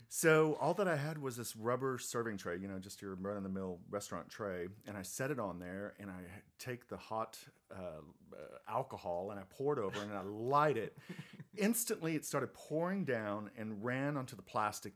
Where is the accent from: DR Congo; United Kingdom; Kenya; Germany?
Germany; moved away; I'm originally from Germany